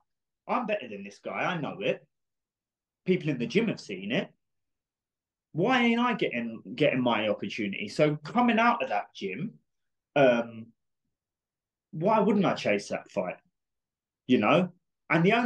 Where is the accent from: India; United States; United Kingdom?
United Kingdom; We're both from Britain